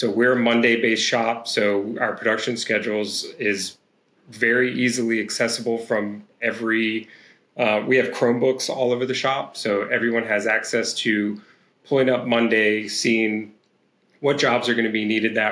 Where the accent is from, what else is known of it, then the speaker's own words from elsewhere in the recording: Roanoke, Virginia, United States; I grew up in Southwest Virginia, which is actually in the where I am now, back in Roanoke, Virginia